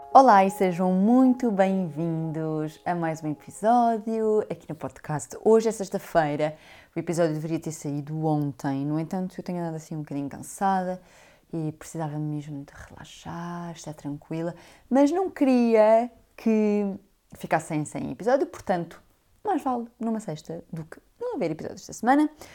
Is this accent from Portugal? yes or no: yes; Portugal; moved away as an adult; also born or lived in London, United Kingdom